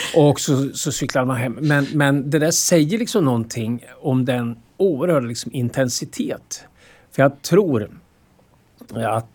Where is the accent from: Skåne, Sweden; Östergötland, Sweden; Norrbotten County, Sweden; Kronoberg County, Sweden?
Östergötland, Sweden; Motala; moved away; vi kom från Motala och att det där aldrig gick ur. Motala gick aldrig ur oss på något sätt.